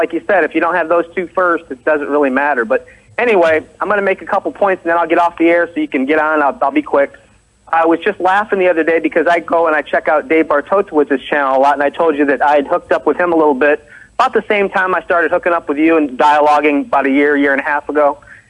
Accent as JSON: {"language": "English", "town": "Salisbury", "region": "Maryland", "country": "United States", "said": "I'm from Salisbury, Maryland."}